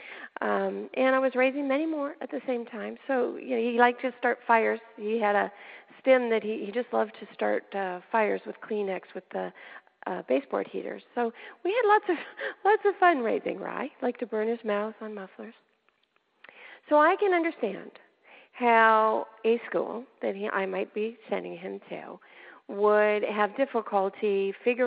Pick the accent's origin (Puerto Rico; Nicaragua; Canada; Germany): Canada; moved away as an adult; now in United States; way back, before I came into the States, I lived in Canada. I'm a Canadian by birth